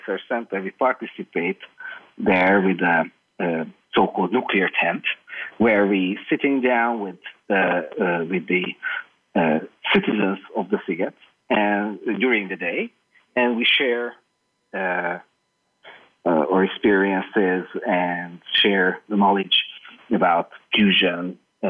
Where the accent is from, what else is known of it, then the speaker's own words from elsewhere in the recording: Hungary; moved away as an adult; now in Budapest, Hungary; Yes, I'm living in Budapest, but whenever that happens, then I would like to move back to my hometown, which is like 20 kilometers north from Budapest